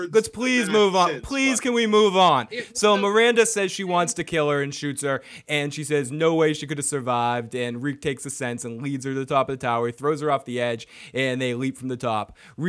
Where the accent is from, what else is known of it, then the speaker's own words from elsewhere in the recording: Boston, Massachusetts, United States; we are from Boston. Boston represent. We are from the Boston area